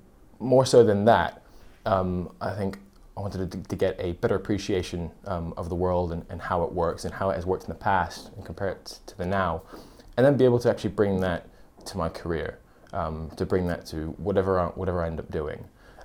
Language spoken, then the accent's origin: English; California, United States; also born or lived in United Kingdom; now in London, United Kingdom; I come from California, and I'm studying international relations and history in my second year.